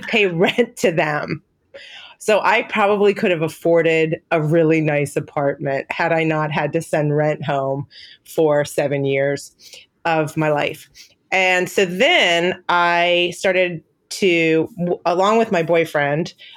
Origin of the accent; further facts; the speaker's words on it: Cincinnati, Ohio, United States; moved away as an adult; also born or lived in Northern California / Dayton, Ohio / Denmark / New York; I was raised in Cincinnati, Ohio, Skyline Chili and Grater's Ice Cream.